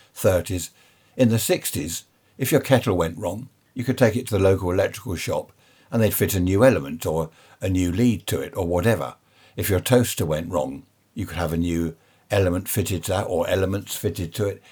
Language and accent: English; United Kingdom; we're a nation of shopkeepers